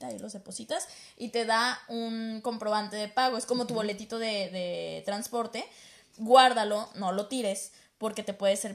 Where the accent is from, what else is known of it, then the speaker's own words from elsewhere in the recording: Guadalajara, Jalisco, Mexico; moved away as an adult; now in Toronto, Canada; En Guadalajara somos bien exagerados.